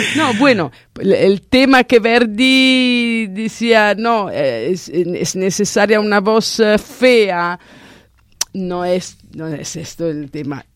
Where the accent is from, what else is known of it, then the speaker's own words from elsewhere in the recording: Italy; Spanish is a second language; yo soy italiana